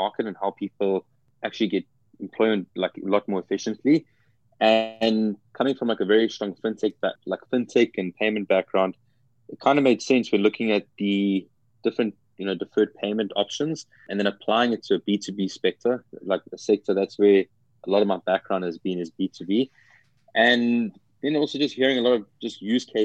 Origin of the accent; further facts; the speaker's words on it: South Africa; moved away as an adult; now in United States; I'm originally from South Africa and moved to the US about 2 years ago.